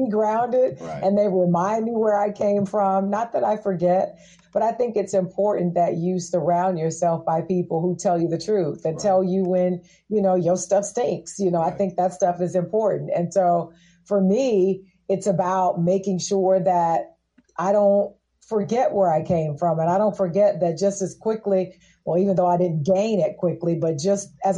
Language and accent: English; Tennessee, United States; also born or lived in New York; now in Los Angeles, United States; I was born and raised in Tennessee